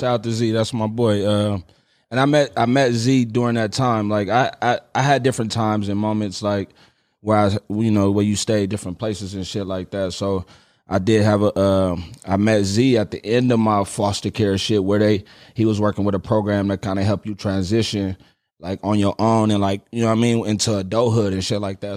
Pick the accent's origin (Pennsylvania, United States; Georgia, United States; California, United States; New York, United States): California, United States; Richmond; I grew up in Richmond, California